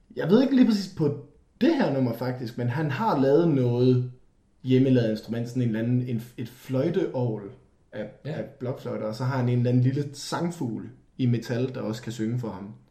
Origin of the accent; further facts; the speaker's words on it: Denmark; vi er fra Danmark